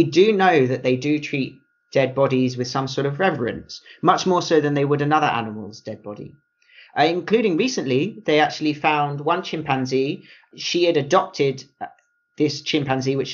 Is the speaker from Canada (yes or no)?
no; United Kingdom; having grown up in the UK